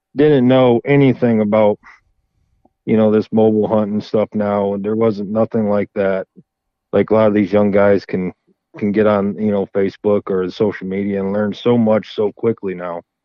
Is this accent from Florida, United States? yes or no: yes; Florida, United States; now in Michigan, United States; I'm originally from Florida, and um, we always, you know, dad grew we grew up hunting